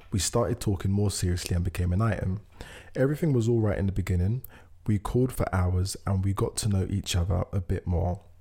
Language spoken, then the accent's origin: English; California, United States; He lives in New York. I'm from California.